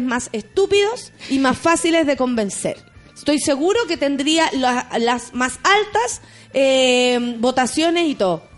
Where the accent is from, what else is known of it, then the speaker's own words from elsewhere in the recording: Chile; nosotros como chilenos